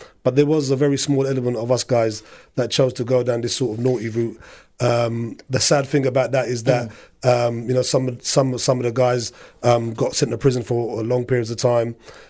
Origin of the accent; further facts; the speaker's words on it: Punjab, Pakistan; Looting majority people are from Azad Kashmir or I'm from the Punjab.